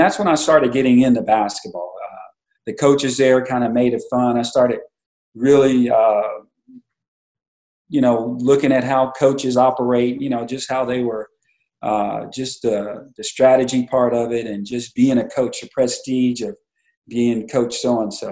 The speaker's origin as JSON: {"language": "English", "town": "Kerrville", "region": "Texas", "country": "United States", "tie": "born or raised there", "also_born_or_lived": "Kansas City"}